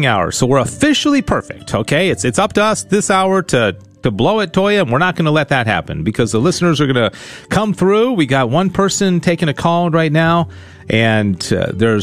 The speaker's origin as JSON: {"language": "English", "region": "Texas", "country": "United States", "said": "I'm a Texan. So I love Texas. I love living in Texas"}